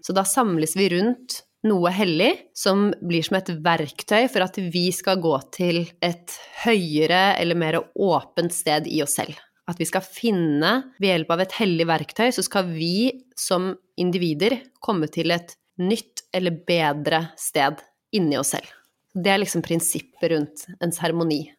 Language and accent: Norwegian; Norway; jeg vokste opp i Norge med eh, Vi har gått i kirken på julaften